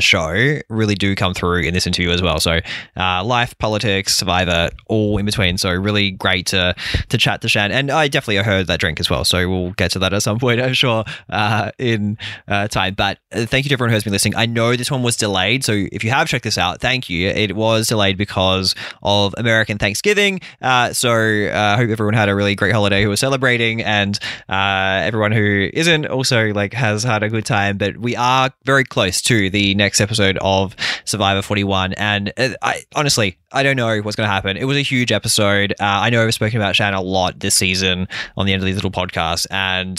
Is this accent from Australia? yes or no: yes; Australia; as an Aussie